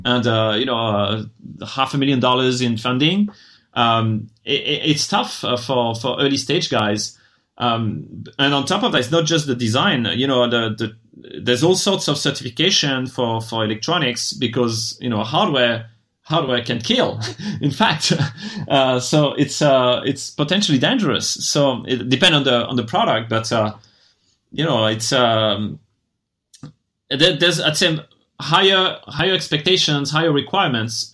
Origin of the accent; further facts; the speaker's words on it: France; moved away as an adult; also born or lived in Japan; I'm originally from France, and when I graduated, I wasn't too excited about working in France